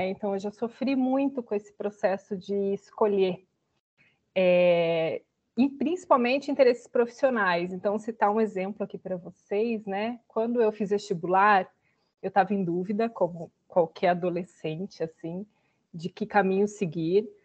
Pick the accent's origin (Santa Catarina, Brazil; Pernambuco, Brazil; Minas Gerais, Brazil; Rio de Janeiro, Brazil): Santa Catarina, Brazil; moved away; sou do interior de Santa Catarina e apesar de ter saído de lá bem cedo, né?